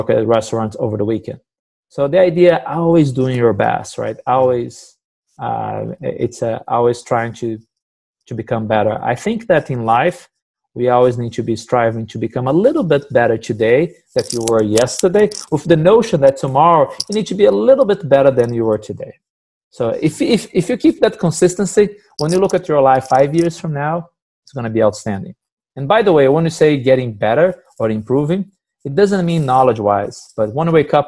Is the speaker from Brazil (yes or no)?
yes; Brazil; moved away as an adult; now in United States; growing up in Brazil, I always work with my dad at his butcher shop